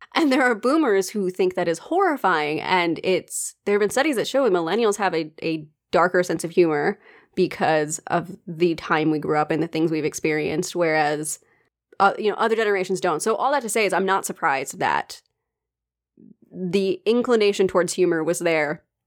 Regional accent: United States; accent: American; my American accent

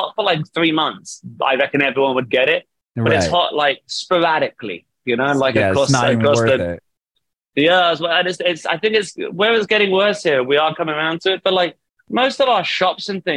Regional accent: Southampton, South East England, United Kingdom; moved away as an adult; now in Manchester, United Kingdom; I'm from Southampton, which is from the very bottom coast of the UK.

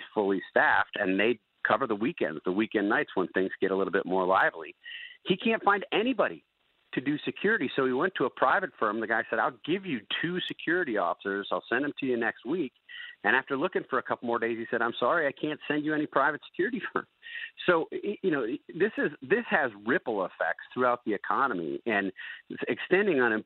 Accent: Wisconsin, United States; my home state of Wisconsin

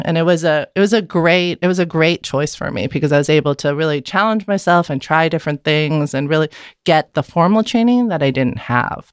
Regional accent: Vienna, Austria; first language German; English is a second language; moved away as an adult; now in San Francisco, United States; I was born and raised in Vienna, Austria, and I lived there for eighteen years

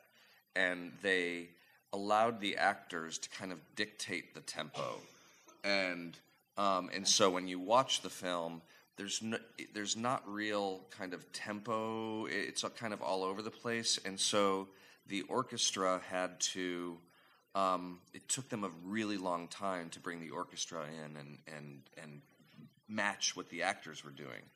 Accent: St. Louis, Missouri, United States; I grew up in St. Louis, and went to the Muni every week

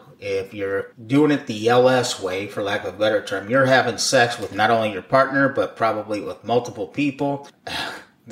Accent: St. Louis, Missouri, United States; we are from the Midwest, St. Louis

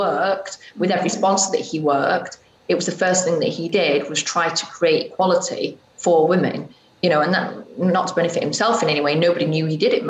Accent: England, United Kingdom; moved away as an adult; also born or lived in Spain; now in United States; as English people

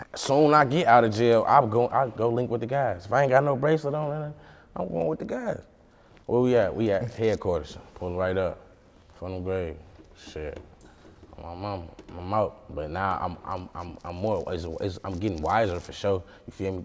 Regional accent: St. Paul, Minnesota, United States; also born or lived in Detroit, Michigan; where I grew up from in St. Paul, Minnesota, I grew up on the east side

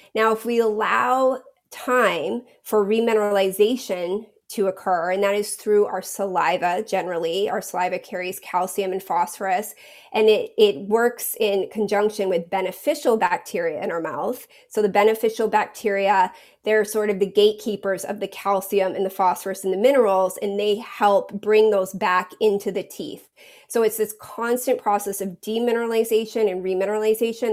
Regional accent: New England, Maine, United States; moved away as an adult; I I grew up in New England in Maine

